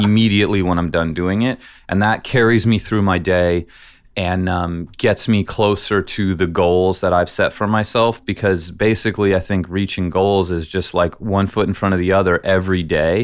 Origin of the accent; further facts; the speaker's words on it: San Francisco, California, United States; also born or lived in Iowa; I was born in Iowa. They had moved to California to San Francisco when I was four